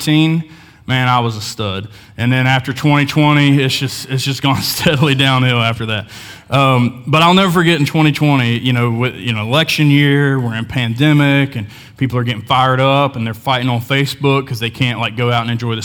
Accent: Hamlin, West Virginia, United States; I grew up in Hamlin, West Virginia, small town

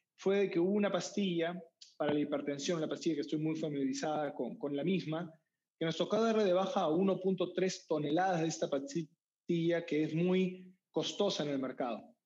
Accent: Peru; moved away; also born or lived in United States; Yo soy peruano

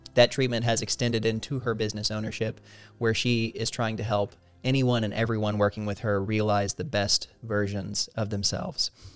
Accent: Southern Missouri, United States; moved away as an adult; now in Washington, D.C., United States; I grew up in Missouri

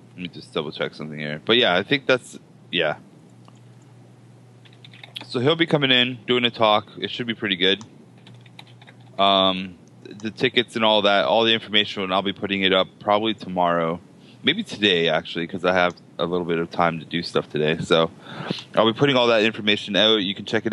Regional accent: Hamilton, Ontario, Canada; I'm Hamiltonian

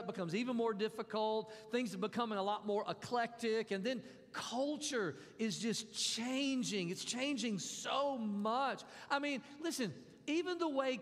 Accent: Mississippi, United States; When I was growing up, I grew up in Mississippi.

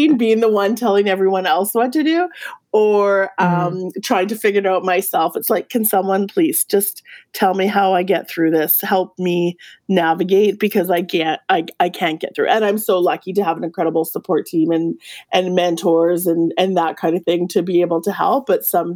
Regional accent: Yukon, Canada; I'm from the Yukon.

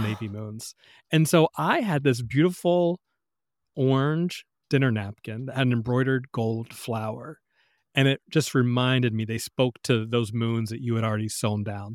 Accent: the South, United States; growing up in the South, in the country

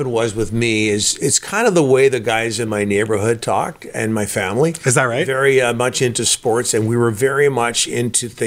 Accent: Burnaby, British Columbia, Canada; also born or lived in Vancouver; I am from Burnaby

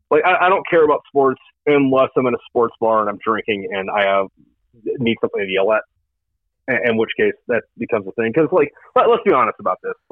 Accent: Jacksonville, Florida, United States; moved away; also born or lived in Akron, Ohio; I'm originally from Florida, and then i lived in Ohio for a bit.

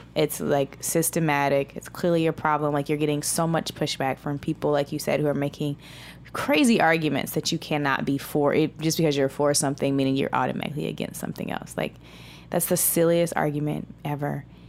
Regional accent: United States; I'm American

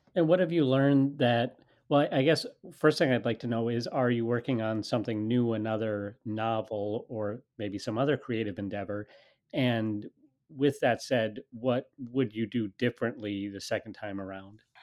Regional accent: United States; I am an American. I'm speaking to you from the United States.

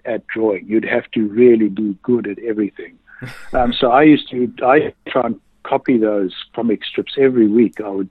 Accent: South Africa; I was born in South Africa in the late 1950s

